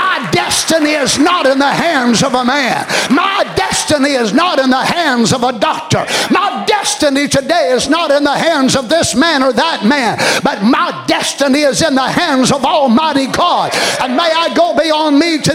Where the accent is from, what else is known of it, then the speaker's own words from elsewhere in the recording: United States; as an American